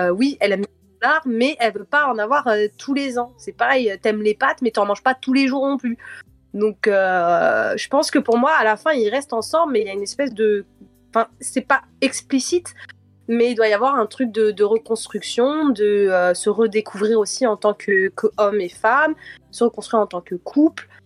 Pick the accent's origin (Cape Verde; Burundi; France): Cape Verde; je suis capverdienne